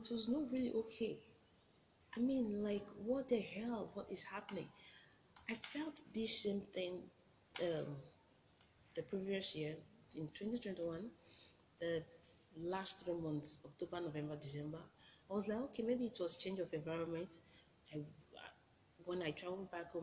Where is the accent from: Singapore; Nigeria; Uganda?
Nigeria; as a Nigerian graduate, I'm a Servicom member. So I had to leave my home, leave my mom, my siblings, and, you know, move to a new state